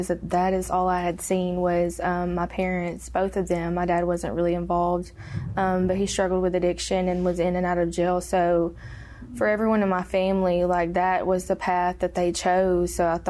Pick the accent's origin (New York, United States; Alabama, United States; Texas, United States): Alabama, United States; also born or lived in Tennessee; I'm originally from Alabama, but in my addiction, I hopped from state to state. And I lived in Tennessee whenever I was 16 with my mom.